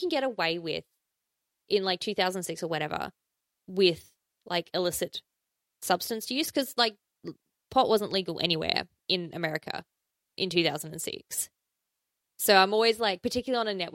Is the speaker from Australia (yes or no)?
yes; South Australia, Australia; there is a place where I grew up in South Australia.